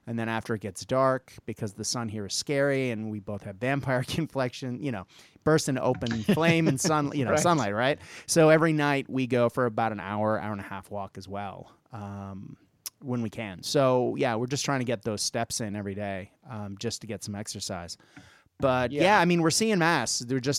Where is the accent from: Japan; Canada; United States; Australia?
Japan; I grew up in Japan, so I grew up used to seeing people with masks because that's part of the culture.